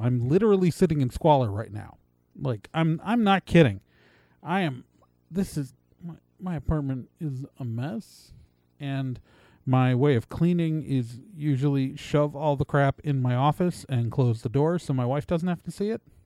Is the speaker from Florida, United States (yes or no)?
no; Wisconsin, United States; I'm from Wisconsin